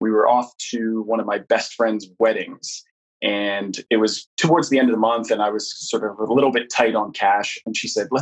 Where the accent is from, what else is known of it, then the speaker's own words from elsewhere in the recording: Canada; now in London, United Kingdom; I'm originally Canadian, but me and my partner, who's of Polish heritage, met here in London, and that's where we currently live.